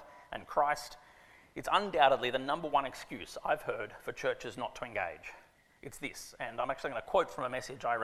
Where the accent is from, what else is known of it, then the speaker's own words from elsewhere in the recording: Sydney, New South Wales, Australia; also born or lived in Canberra, Australia; I grew up on Ku'ringai land, now live on Gadigal land